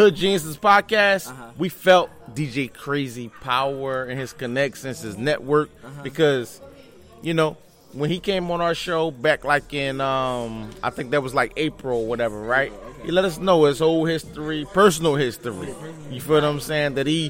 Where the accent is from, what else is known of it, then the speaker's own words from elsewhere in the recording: Philadelphia, Pennsylvania, United States; You know, listen, I'm from West Philly, born and raised, I must say.